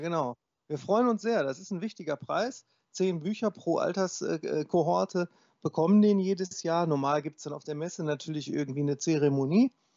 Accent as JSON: {"language": "German", "town": "Wesel", "region": "North Rhine-Westphalia", "country": "Germany", "tie": "born or raised there", "said": "meiner Geburtsstadt Wesel"}